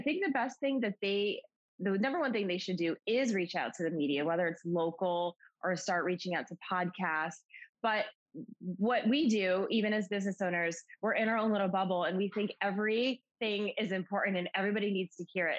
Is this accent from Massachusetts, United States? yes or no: yes; Western Massachusetts, United States; I'm from Massachusetts, born and raised in Massachusetts, um, Western Mass, which is a small area about 90 minutes outside of Boston